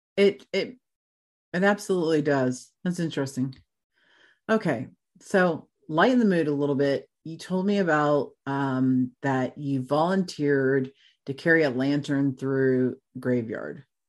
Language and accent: English; Florida, United States; also born or lived in Tennessee; now in Kettering, Ohio, United States; I grew up in Florida